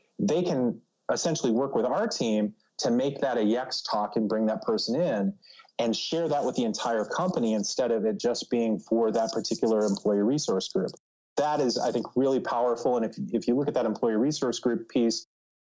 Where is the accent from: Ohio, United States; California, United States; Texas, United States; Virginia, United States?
Ohio, United States; Cleveland; moved away as an adult; also born or lived in New York City; now in New Jersey, United States; as a Midwesterner, I recently relocated from the Cleveland, Ohio area to New York City and then to New Jersey